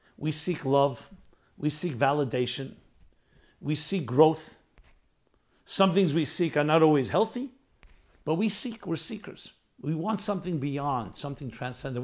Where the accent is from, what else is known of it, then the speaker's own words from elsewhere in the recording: New York, United States; I'm a New York boy. I grew up in New York in a city